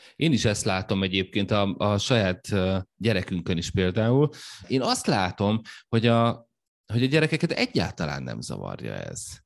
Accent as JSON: {"language": "Hungarian", "country": "Hungary", "said": "német nyelven adtuk elő, magyarként, németül az angoloknak"}